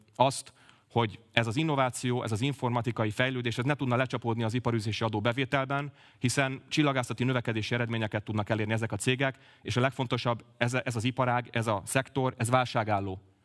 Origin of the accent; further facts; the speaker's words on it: Pécs, Baranya, Hungary; also born or lived in Budapest; én egy 29 éves pécsi közgazdász vagyok. Uránvárosban nőttem fel